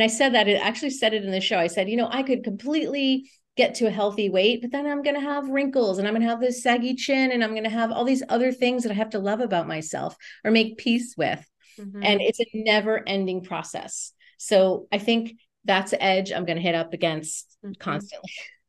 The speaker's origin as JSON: {"language": "English", "region": "New England", "country": "United States", "said": "I would love to get to the East Coast. I'm from New England."}